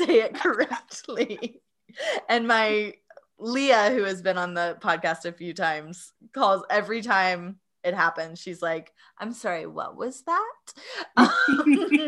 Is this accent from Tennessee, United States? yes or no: yes; East Tennessee, United States; accent: Appalachian; I was born and raised in East Tennessee and in the Appalachian accent, which I don't have very much